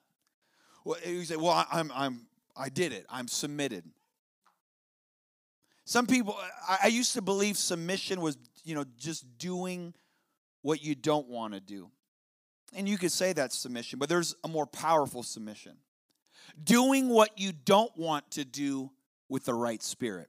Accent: Chicago, Illinois, United States; now in South Dakota, United States; I live in South Dakota. I'm originally from Chicago

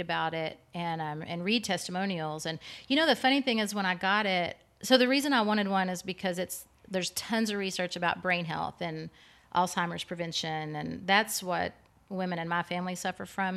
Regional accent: East Lynn, Texas, United States; my hometown of East Lynn, Texas. I just grew up in a, I was, did gymnastics and, like, lower level gymnastics in a small town

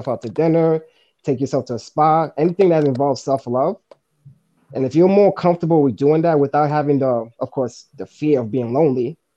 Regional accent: New York City, New York, United States; I'm also from Manhattan.

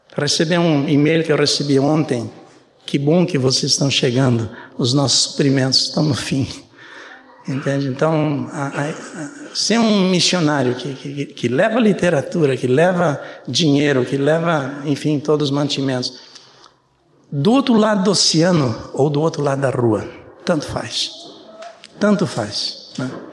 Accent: Brazil; Eu nasci no Brasil, só para dizer para vocês, não sou alemão. É, meu pai era alemão, mas eu nasci no Brasil.

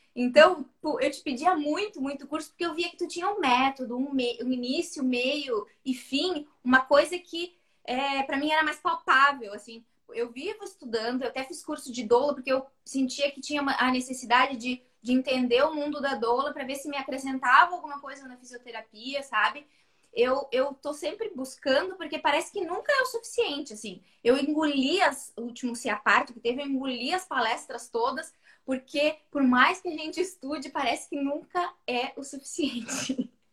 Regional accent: Santa Vitória do Palmar, Rio Grande do Sul, Brazil; sou de Santa Vitória do Palmar, interior do Rio Grande do Sul, a última cidade antes de ser Chuí, Uruguai

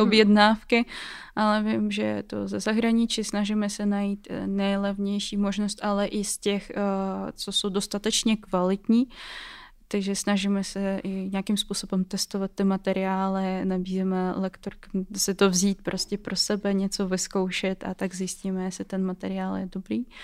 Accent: Russia; Czech is a second language; moved away as an adult; now in Czech Republic; teď jsem v Česku a pocházím eh, z Ruska

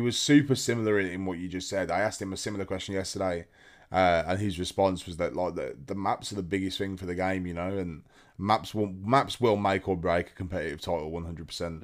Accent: United Kingdom

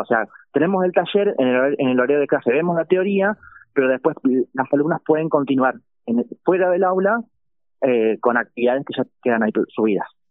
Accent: Victoria, Entre Ríos, Argentina; yo soy oriundo de Victoria y allí, en la escuela en la que transité la, el nivel secundario

